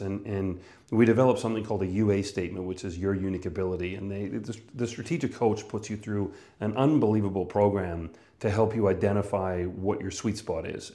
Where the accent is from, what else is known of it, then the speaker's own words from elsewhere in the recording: northern Manitoba, Canada; moved away; I was born and raised in Canada, northern Manitoba.